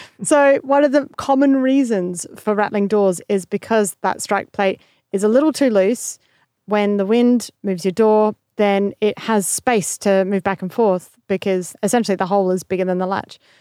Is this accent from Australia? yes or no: yes; Australia; being in the same room as another Australian